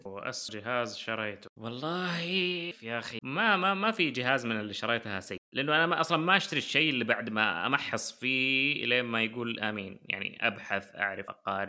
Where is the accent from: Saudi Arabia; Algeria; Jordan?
Saudi Arabia; عندنا في السعودية